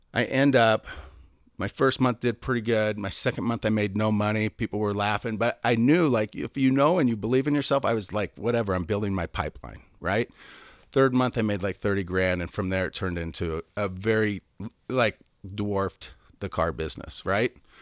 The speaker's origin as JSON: {"language": "English", "town": "Seattle", "region": "Washington", "country": "United States", "also_born_or_lived": "San Diego", "moved": "yes", "said": "I'm from Seattle, so moved to San Diego"}